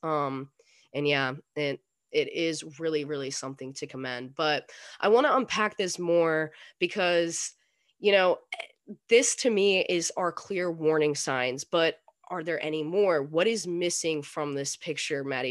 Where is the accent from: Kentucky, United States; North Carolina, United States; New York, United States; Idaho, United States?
North Carolina, United States; I'm I'm in North Carolina, North Carolina right now. I grew up in North Carolina